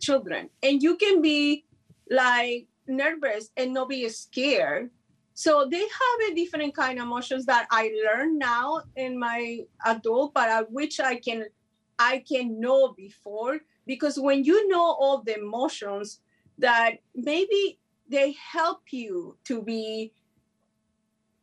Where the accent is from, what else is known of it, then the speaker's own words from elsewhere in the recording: Mexico; first language Spanish; English is a second language; moved away; I learned English in the street. I never went to school, so I hope so you guys understand my English. I'm from Mexico